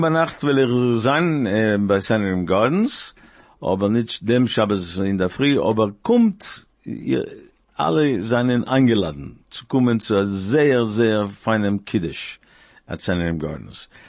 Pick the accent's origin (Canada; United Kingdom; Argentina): Argentina; moved away; I come from Argentina